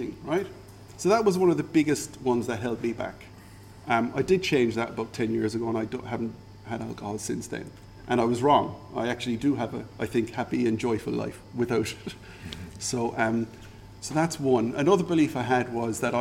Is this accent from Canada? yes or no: no; Ireland; moved away as an adult; also born or lived in Singapore; now in Algarve, Portugal; I'm Irish, right? Okay. I grew up drinking alcohol